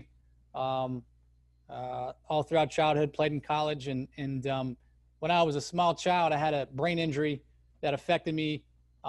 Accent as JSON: {"language": "English", "town": "Chapel Hill", "region": "North Carolina", "country": "United States", "tie": "born or raised there", "said": "I grew up in Chapel Hill, North Carolina, which is a crazy hotbed for college basketball."}